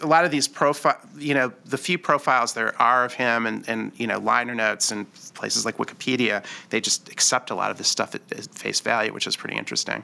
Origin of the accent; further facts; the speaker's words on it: Detroit, Michigan, United States; I'm from Detroit